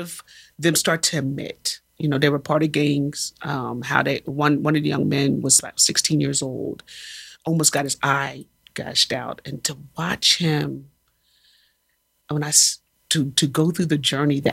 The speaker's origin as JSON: {"language": "English", "country": "United States", "said": "we as Americans"}